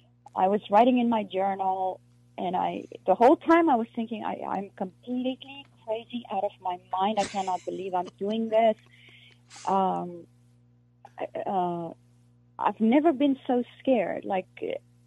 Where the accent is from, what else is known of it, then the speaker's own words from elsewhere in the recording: South Africa; first language Afrikaans; English is a second language; moved away as an adult; now in United States; I'm from South Africa